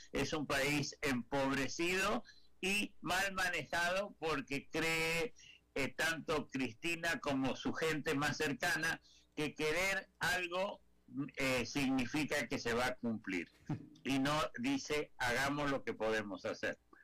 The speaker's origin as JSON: {"language": "Spanish", "country": "Argentina", "moved": "yes", "said": "como argentino que a pesar que vivo, que vivo hace 50 años fuera del país"}